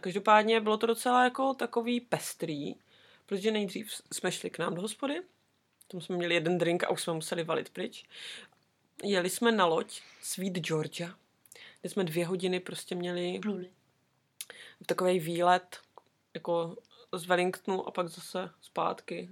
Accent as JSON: {"language": "Czech", "country": "Czechia", "moved": "as an adult", "lives_now": "New Zealand", "said": "my Češky"}